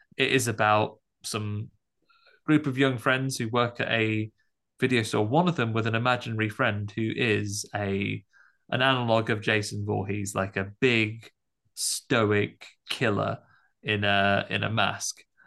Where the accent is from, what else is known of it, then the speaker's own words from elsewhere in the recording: United Kingdom; as a British audience member